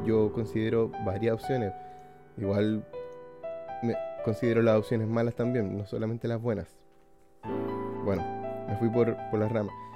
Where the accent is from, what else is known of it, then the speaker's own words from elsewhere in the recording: Iquique, Tarapacá, Chile; la ciudad de Iquique, de donde soy yo